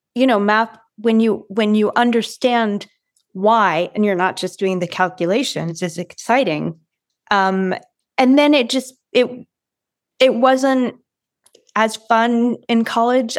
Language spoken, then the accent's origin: English; Watertown, Massachusetts, United States; I'm from Watertown, Massachusetts